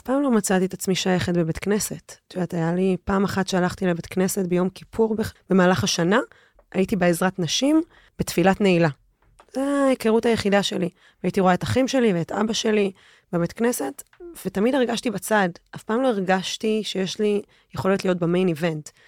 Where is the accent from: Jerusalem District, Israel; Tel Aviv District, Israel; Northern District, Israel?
Jerusalem District, Israel; Jerusalem; also born or lived in Los Angeles, United States; ולא הייתה בישראל ולא הייתה בירושלים, שגדלתי וחונכתי בה